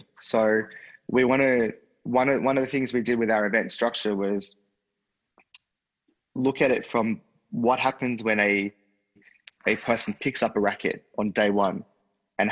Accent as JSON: {"language": "English", "country": "Australia", "said": "being an Aussie"}